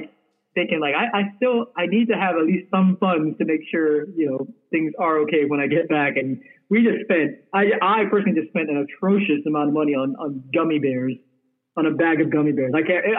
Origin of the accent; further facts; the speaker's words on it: United Kingdom; I obviously, being a British citizen, I was able to go with my, my red passport or whatever and go through just fine.